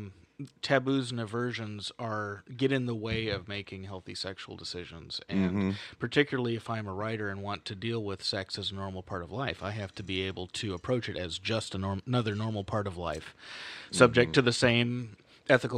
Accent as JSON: {"language": "English", "town": "San Francisco", "region": "California", "country": "United States", "tie": "born or raised there", "said": "I grew up in San Francisco."}